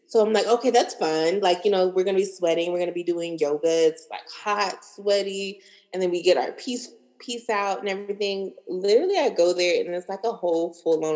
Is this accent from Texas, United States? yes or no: yes; Dallas, Texas, United States; moved away; also born or lived in San Diego, California; I am from Dallas, Texas, born and raised from the north side